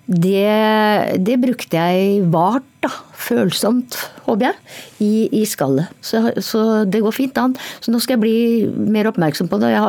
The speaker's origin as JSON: {"language": "Norwegian", "region": "Oslo", "country": "Norway", "accent": "Oslo east dialect", "said": "vi er jo eh, Oslo øst-dialekten, hvis man kan si det sånn. Den er jo min dialekt. Opprinnelige dialekt."}